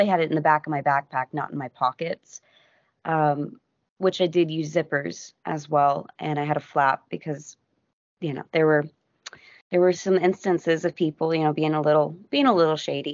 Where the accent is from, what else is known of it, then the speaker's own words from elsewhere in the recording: United States; I'm an American